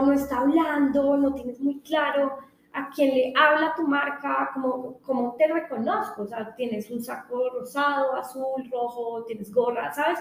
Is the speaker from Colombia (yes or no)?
yes; Colombia; a uno como colombiano saca pecho